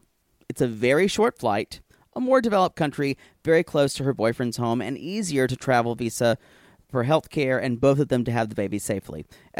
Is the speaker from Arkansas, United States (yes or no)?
no; New Jersey, United States; I grew up in Jersey, a healthcare family, so there are many awesome birthing options in Jersey.